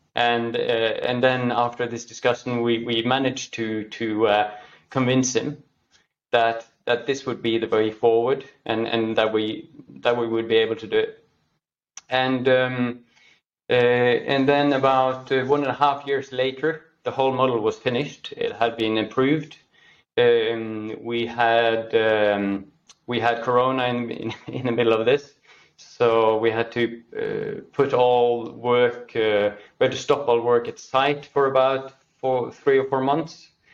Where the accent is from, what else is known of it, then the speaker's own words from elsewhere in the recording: Norway; born and raised in Norway, uh, now working in Oslo, Norway